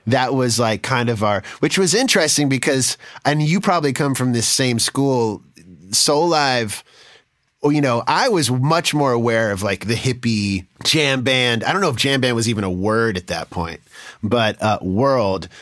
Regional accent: East Coast, United States; also born or lived in New York / Boston; I was from the East Coast, from, from New York and Boston

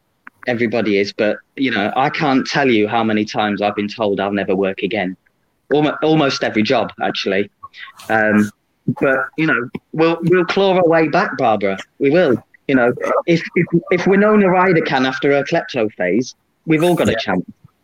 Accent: East Midlands, United Kingdom; I hail from the Leicestershire, Middle Earth. I'm actually a Leicesterfarian, I believe is a technical term.

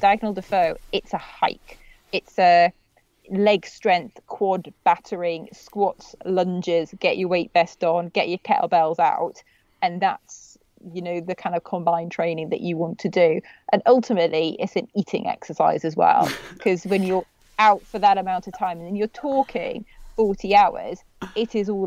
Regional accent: United Kingdom; being a Brit

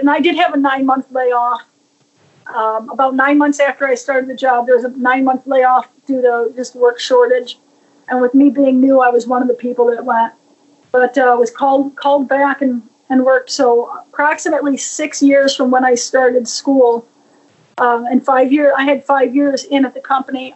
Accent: New York, United States; born or raised there

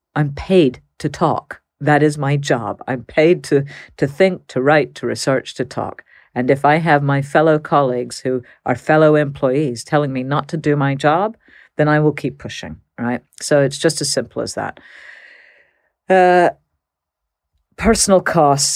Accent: Texas, United States; moved away; I grew up in Texas

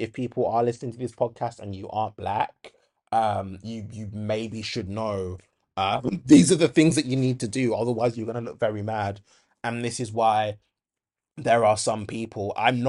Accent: Handsworth, West Midlands, United Kingdom; It really reminds me of like when I was growing up in Handsworth, and you'd get like these white women that would make racist remarks

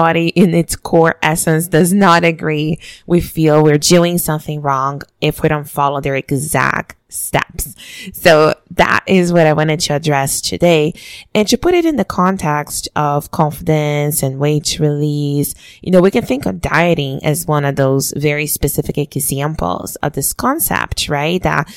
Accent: Brazil; moved away; the way I was raised back home in Brazil

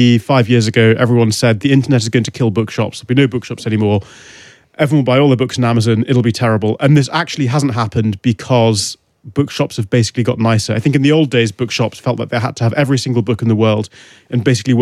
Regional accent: Newcastle upon Tyne, North East England, United Kingdom; moved away; also born or lived in Whitley Bay; growing up in Newcastle, nobody knew what a flat white was.

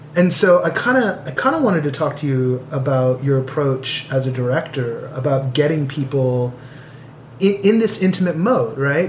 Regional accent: San Pablo, California, United States; now in Los Angeles, United States; growing up in the Bay Area and and growing up on like the wrong side of the tracks

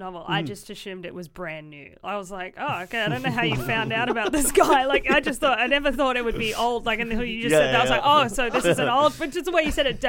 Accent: Queensland, Australia; now in Melbourne, Australia; I grew up in Queensland

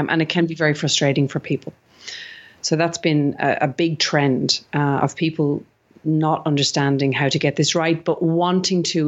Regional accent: Ireland; accent: Irish; now in Sydney, Australia; I'm actually originally Irish, if you didn't, any of the listeners didn't pick up my accent.

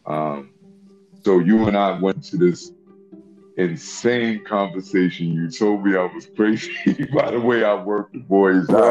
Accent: New York City, New York, United States; I hail from Washington Heights. That's where uh, we're based at right now.

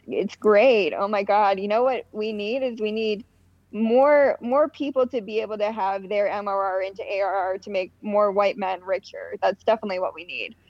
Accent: outside of Pittsburgh, Pennsylvania, United States; I grew up in Pittsburgh. Like outside of Pittsburgh

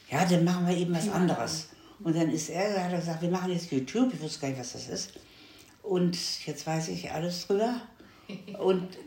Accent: Munich, Bavaria, Germany; Und ich komme aus München, ich gucke da auch und sowas.

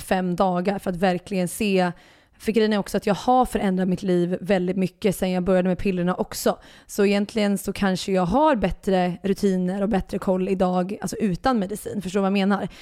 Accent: Örebro, Örebro County, Sweden; now in Stockholm, Sweden; Örebro, min hemstad

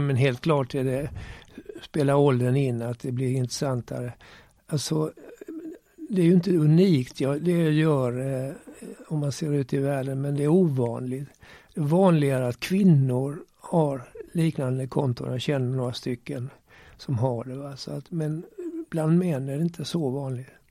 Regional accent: Malmö, Skåne, Sweden; accent: Scanian; also born or lived in Turku, Finland / Gävle / Gothenburg / Lund; Jag är född i Åbo i Finland. Eh, eh, men jag var bara ett år när vi flyttade till Sverige. Gävle, sen Göteborg och sen Malmö

